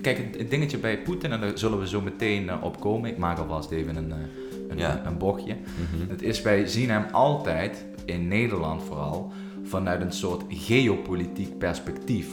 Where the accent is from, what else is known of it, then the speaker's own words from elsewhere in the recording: Russia; wij, de Russen